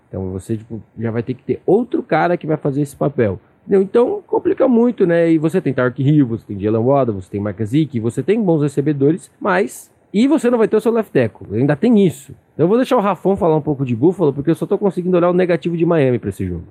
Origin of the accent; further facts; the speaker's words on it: São Paulo, Brazil; sou daqui de São Paulo